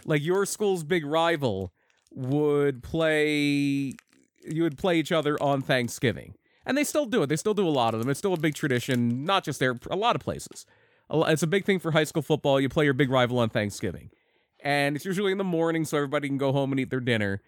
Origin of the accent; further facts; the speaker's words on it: United States; I grew up in Delaware County